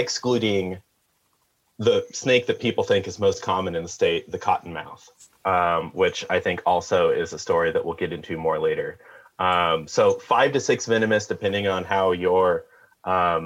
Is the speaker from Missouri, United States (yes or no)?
yes; near Branson, Southwest Missouri, United States; now in Kansas, United States; I grew up in Southwest Missouri, near Branson